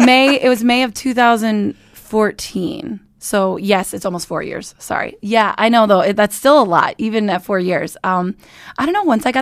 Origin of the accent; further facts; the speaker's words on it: Estherville, Iowa, United States; Estherville, Iowa.